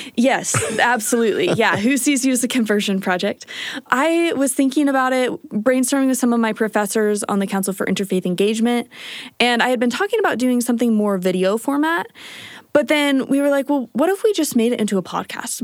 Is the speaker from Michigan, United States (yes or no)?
no; Kansas, United States; moved away as an adult; now in Utah, United States; I am from Kansas. Growing up in Kansas is a pretty typical Midwestern story